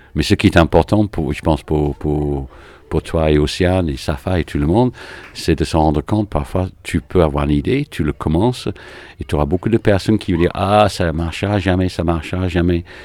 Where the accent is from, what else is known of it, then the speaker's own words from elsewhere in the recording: Manchester, North West England, United Kingdom; French is a second language; also born or lived in London / Paris / United States / French Antilles; now in Villeurbanne, France; Je suis anglais, donc je suis de Manchester.